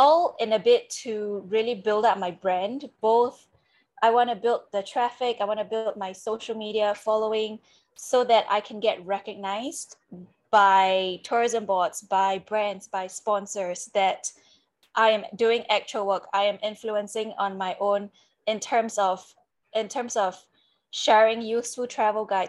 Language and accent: English; Singapore; moved away; I'm originally from Singapore and I did my semester in France